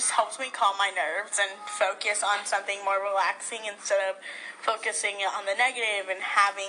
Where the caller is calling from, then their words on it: Hawaii, United States; I'm calling from Hawaii.